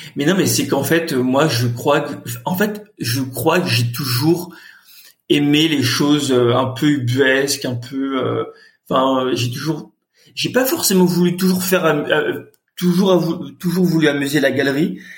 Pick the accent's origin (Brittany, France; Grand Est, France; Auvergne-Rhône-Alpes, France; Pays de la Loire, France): Pays de la Loire, France; Nantes; moved away as an adult; also born or lived in Carquefou / Paris; je suis né à Nantes, j'ai grandi à Nantes